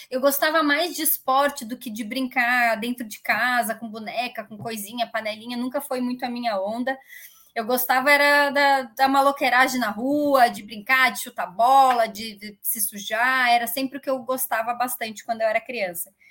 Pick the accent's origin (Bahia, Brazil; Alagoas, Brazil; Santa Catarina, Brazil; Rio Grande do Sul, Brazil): Rio Grande do Sul, Brazil; Caxias do Sul; now in Barueri, Brazil; Nascida e criada. Eu fiquei a minha vida inteira lá, faz menos de cinco anos que eu moro em São Paulo, que eu mudei para São Paulo.